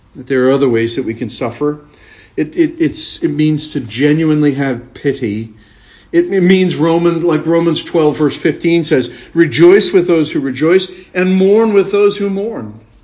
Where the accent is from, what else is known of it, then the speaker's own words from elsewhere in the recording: United States; I was born and raised in America